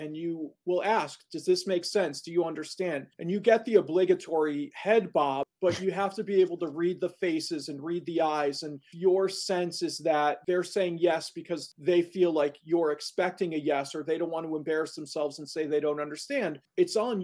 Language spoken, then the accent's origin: English; Chicago, Illinois, United States; moved away as an adult; now in Milwaukee, United States; I grew up in Chicago, so relatively close to home, but not at home